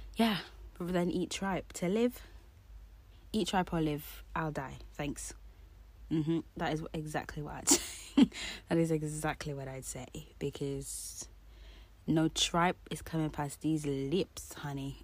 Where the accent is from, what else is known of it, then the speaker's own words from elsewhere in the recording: Jamaica; me being Jamaican